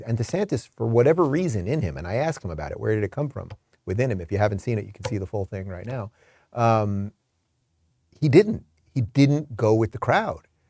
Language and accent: English; Long Island, New York, United States; moved away as an adult; also born or lived in Brooklyn, New York; now in Florida, United States; I'm a true New Yorker. I was born in Brooklyn. I grew up in Long Island.